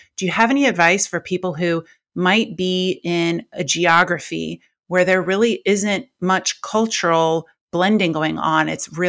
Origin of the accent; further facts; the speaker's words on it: Chicago, Illinois, United States; now in Orange County, United States; When I moved to Orange County, somebody asked me how I liked it. And I came from Chicago.